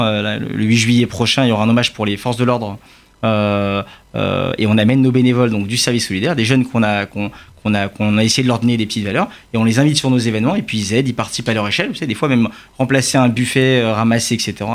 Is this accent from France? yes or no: yes; France; oui, on est, on est juif, mais on est français aussi